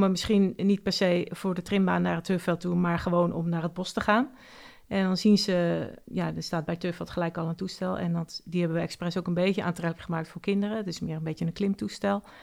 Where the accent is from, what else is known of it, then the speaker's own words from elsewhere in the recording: Oudeschild, North Holland, Netherlands; Ik kom uit Oude Schild.